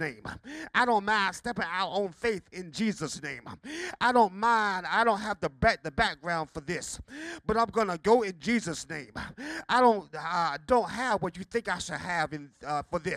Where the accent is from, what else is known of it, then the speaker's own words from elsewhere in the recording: Bertie County, North Carolina, United States; As a child growing up in Pinewood Chapel Church on Highway 13 in Bertie County